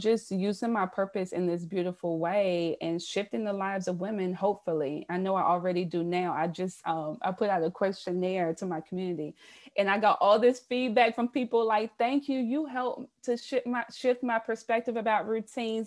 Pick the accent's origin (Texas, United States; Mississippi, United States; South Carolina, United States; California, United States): South Carolina, United States; moved away as an adult; now in Baltimore, United States; I'm originally from the South. I'm a Southern girl, born and raised in South Carolina.